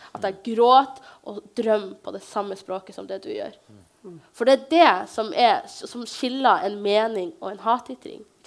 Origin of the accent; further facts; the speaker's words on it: Bodø, Nordland, Norway; vokse opp i Bodø, en veldig fin by hvor jeg ble tatt varmt imot